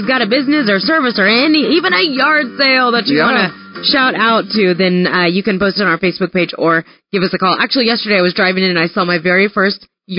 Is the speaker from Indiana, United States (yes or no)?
yes; near Indianapolis, United States; moved away; That is right by my hometown.